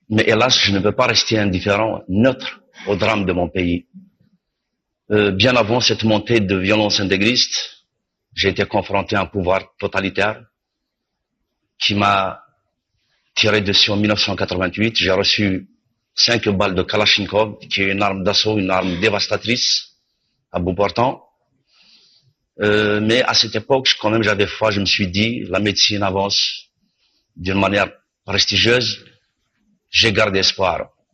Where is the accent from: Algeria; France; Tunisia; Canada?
Algeria; je suis algérien, je suis né en Algérie.